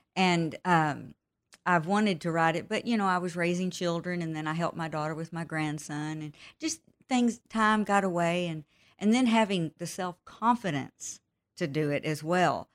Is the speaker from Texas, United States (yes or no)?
yes; Texas, United States; also born or lived in Pecos, Texas / Midland, Texas / Brady, Texas; I grew up in Texas. Uh, I was born in the small town of Pecos, Texas. And, of course, I have moved all over Texas 'cause my dad was in the oil field. And we, we lived, uh, most of my teenage years in Midland, Texas